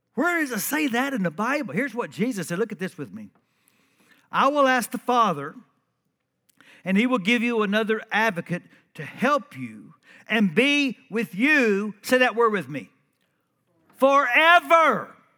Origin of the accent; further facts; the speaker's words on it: Central Texas, United States; I'm from Texas, uh, Central Texas.